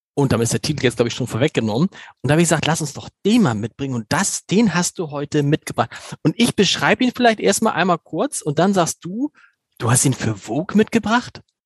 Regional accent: Hamburg, Germany; da geht einem natürlich als Hamburger das Herz auf

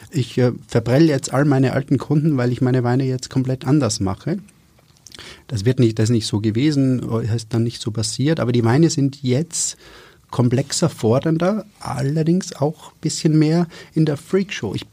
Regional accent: Styria, Austria; ich werde noch ein bisschen helfen, weil ich ja generös bin als Steirer.

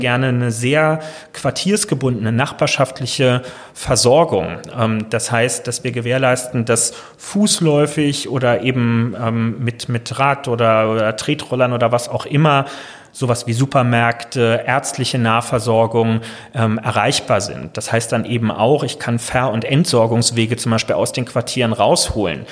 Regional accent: Berlin, Germany; als Berliner

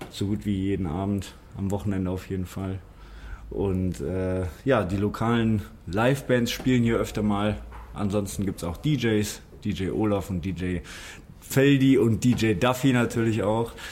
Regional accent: Düsseldorf, North Rhine-Westphalia, Germany; Gerresheim, meine Heimat. Also ich bin hier aufgewachsen in Gerresheim.

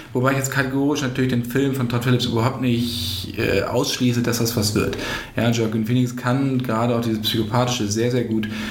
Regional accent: Bassum, Lower Saxony, Germany; bei mir in meiner Heimatstadt Bassum

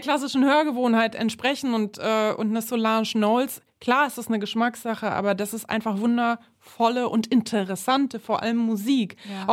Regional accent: Berlin, Germany; ich komme aus Neukölln ursprünglich, bin da aufgewachsen

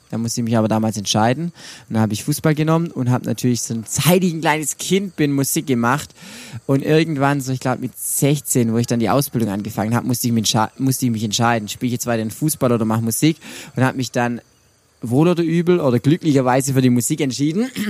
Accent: Swabia, Germany; accent: Swabian; Ja, ich bin ein Schwabe. Ich bin, das war jetzt gar nicht mal Schwäbisch, aber ich kann Schwäbisch schwätzen, das ist kein Problem, aber dann versteht mich ja keiner.

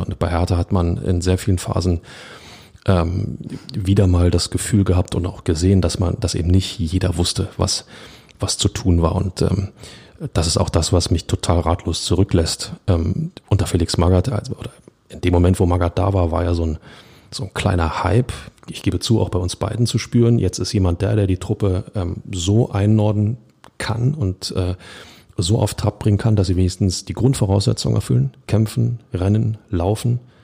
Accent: Berlin, Germany; als Berliner

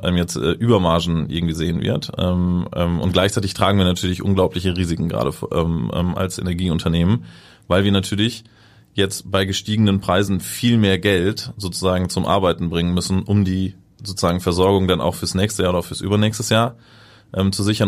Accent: Germany

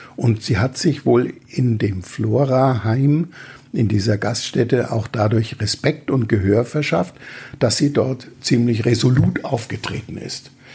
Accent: Franconia, Bavaria, Germany; wie man als Franke sagt

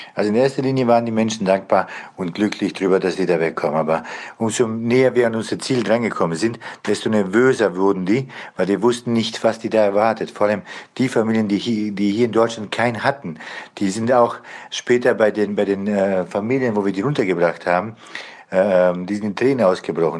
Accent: Bosnia & Herzegovina; now in Germany; Ich komme ursprünglich selber aus Bosnien

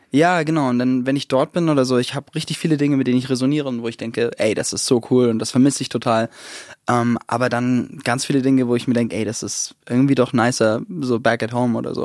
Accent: Southern Germany, Germany; also born or lived in United States; bin ich in Süddeutschland eben groß geworden

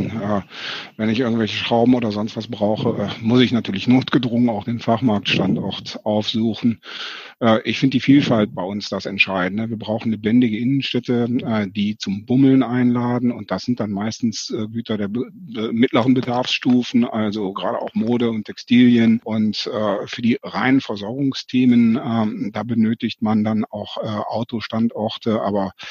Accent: Mönchengladbach, North Rhine-Westphalia, Germany; in Mönchengladbach äh, bin ich äh, aufgewachsen, beziehungsweise im Umland. Und da konnte man international shoppen. Also sowohl in Mönchengladbach als auch in Romont.

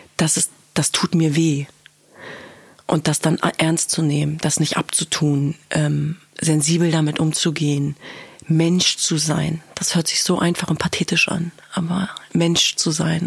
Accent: Germany; Ich bin in diesem Land geboren und aufgewachsen. Ich bin Deutsche

